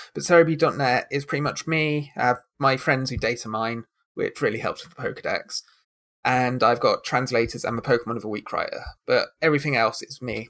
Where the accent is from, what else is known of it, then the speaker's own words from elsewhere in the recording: United Kingdom; I am very British